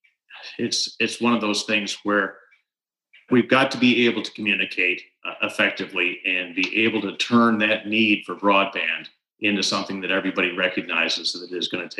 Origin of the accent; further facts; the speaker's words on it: Pittsfield, New York, United States; moved away as an adult; I grew up just outside of New Berlin, on the other side of the Unadilla River, over in Pittsfield, which is just over in Otsego County